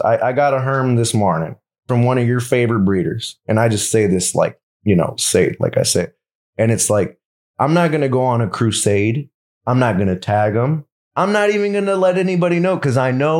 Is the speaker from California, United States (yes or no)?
yes; Los Angeles, California, United States; I'm from South Central Los Angeles